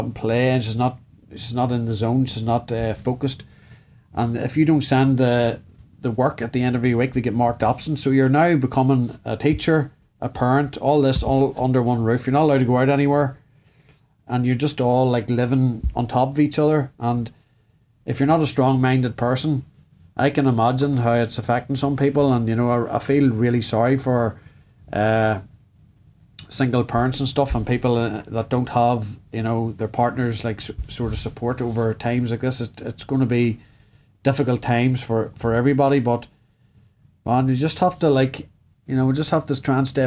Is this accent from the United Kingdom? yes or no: yes; Northern Ireland, United Kingdom; growing up in Northern Ireland in the 90s